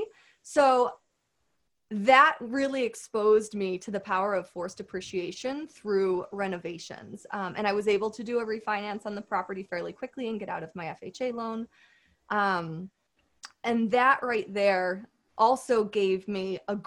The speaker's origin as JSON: {"language": "English", "region": "Connecticut", "country": "United States", "tie": "born or raised there", "said": "my hometown, which is a great suburban town in Connecticut"}